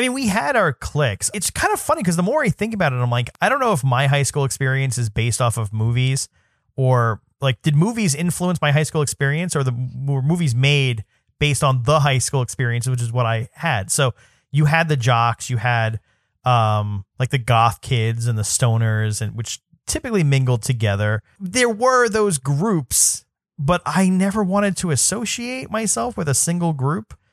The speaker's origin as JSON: {"language": "English", "town": "New York City", "region": "New York", "country": "United States", "tie": "born or raised there", "said": "I'm from New York City, so I went to a city high school"}